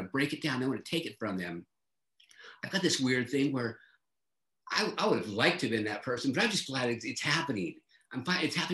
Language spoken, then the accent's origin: English; San Diego, California, United States; I grew up in San Diego.